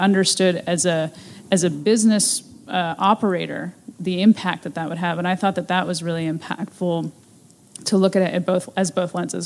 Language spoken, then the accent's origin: English; Ohio, United States; moved away; my hometown in Ohio